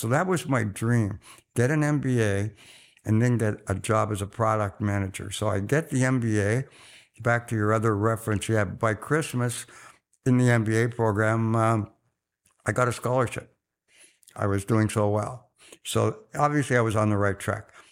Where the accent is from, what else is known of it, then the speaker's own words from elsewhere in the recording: Oxford, South East England, United Kingdom; now in Canada; I was born in Oxford just after the Second World War